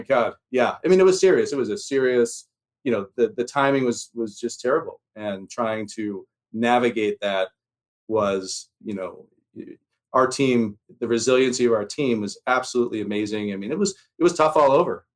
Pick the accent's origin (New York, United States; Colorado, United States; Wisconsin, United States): Colorado, United States; Telluride; also born or lived in Philadelphia, Pennsylvania; I'm from Philadelphia originally. Um, my mom left, escaped, we like to say, Philly in 1978 and went straight to the little town of Telluride, Colorado